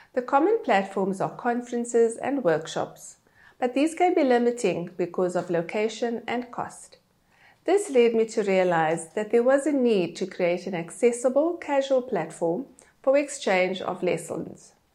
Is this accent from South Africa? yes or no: yes; Cape Town, Western Cape, South Africa; moved away as an adult; also born or lived in Johannesburg; I am South African. I grew up in Cape Town